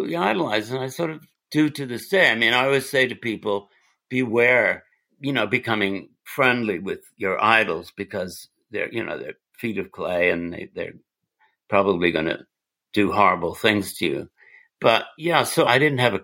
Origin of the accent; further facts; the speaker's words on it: England, United Kingdom; moved away; I'm English